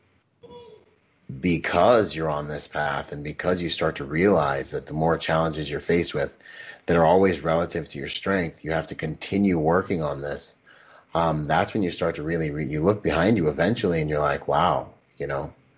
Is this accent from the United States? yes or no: yes; Gig Harbor, Washington, United States; also born or lived in Bahamas; I grew up in Washington, in Gig Harbor, Washington, and I was the only Caribbean dude